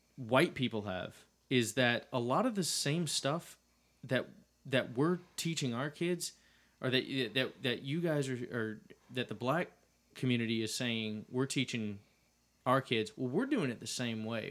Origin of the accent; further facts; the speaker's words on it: Dallas, Texas, United States; I grew up in the city of Dallas